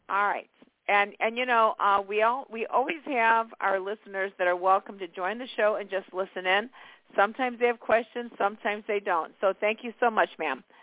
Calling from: Illinois, United States; I'm calling from Illinois, and I just wanted to see what's coming up for my love life.

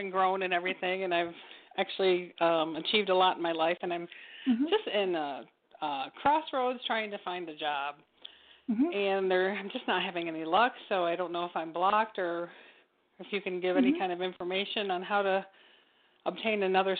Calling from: Michigan, United States; Yeah, I'm calling from Michigan.

